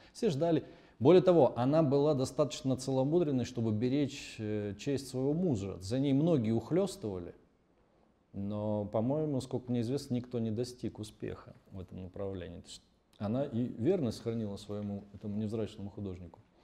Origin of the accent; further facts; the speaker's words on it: Pyatigorsk, Stavropol Krai, Russia; Я родом из Пятигорска, город небольшой, у нас там жил художник